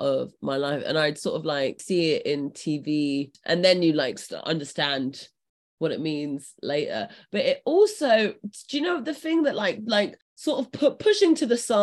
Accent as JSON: {"language": "English", "region": "London", "country": "United Kingdom", "said": "I'm British, or at least I'm like from London."}